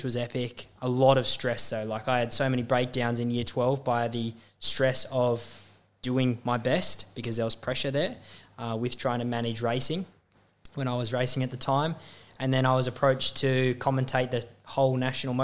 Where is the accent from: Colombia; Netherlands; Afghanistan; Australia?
Australia; being an Australian